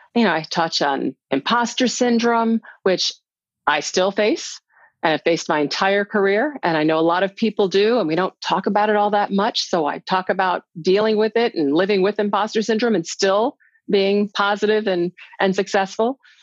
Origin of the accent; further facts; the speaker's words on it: United States; as a little black girl growing up in America in the 60s